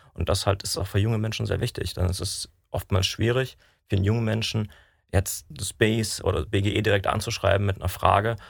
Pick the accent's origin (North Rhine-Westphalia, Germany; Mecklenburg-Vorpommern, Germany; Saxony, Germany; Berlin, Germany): Saxony, Germany; Dresden; moved away; ich komme ursprünglich aus Dresden